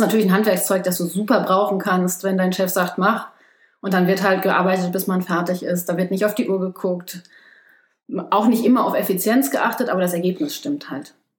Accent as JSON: {"language": "German", "country": "Germany", "tie": "born or raised there", "moved": "as an adult", "lives_now": "South Korea", "said": "Ich bin in Deutschland geboren und aufgewachsen, habe studiert, meinen Abschluss gemacht und dann ins Ausland gegangen."}